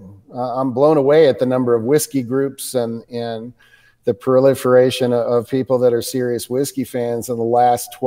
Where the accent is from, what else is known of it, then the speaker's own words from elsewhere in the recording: United States; as an American